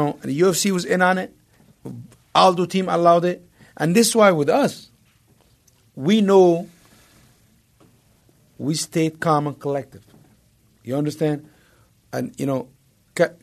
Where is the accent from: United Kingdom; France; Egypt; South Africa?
Egypt; moved away; growing up in Egypt